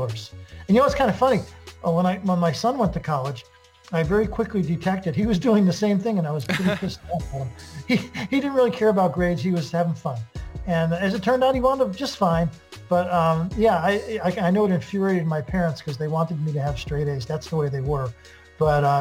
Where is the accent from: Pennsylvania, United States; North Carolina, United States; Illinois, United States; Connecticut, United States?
Connecticut, United States; also born or lived in Brooklyn, New York / Italy (ancestry); I was born in Brooklyn and we moved ultimately to Connecticut